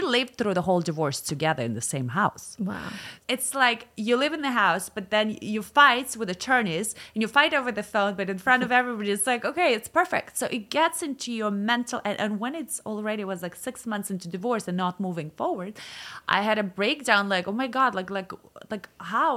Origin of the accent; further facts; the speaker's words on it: Moscow, Russia; moved away as an adult; also born or lived in Milan / Newport Beach / Los Angeles; now in United States; I grew up in Moscow